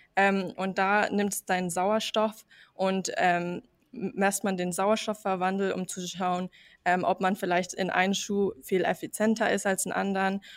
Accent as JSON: {"language": "German", "country": "United States", "tie": "born or raised there", "second_language": "German", "moved": "yes", "lives_now": "Herzogenaurach, Germany", "said": "Also ich bin eigentlich ähm, in den USA aufgewachsen"}